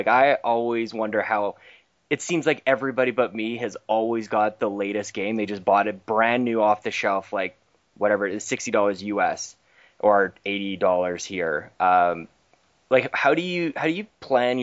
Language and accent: English; Canada; I'm from Canada.